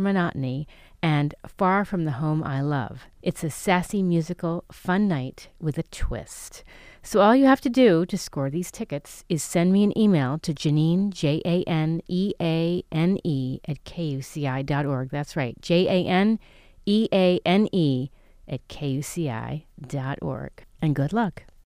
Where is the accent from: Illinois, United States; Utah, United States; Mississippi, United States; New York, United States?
New York, United States; New York City; also born or lived in Connecticut / Stamford; I grew up in New York City. I was born in Connecticut